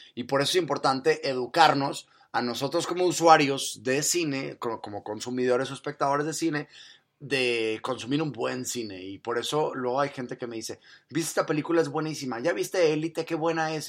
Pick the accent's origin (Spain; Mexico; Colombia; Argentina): Mexico; soy mexicano